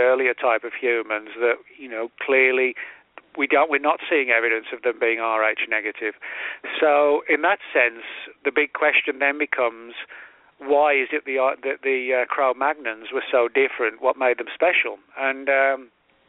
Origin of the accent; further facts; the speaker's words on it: England, United Kingdom; moved away; I'm originally from England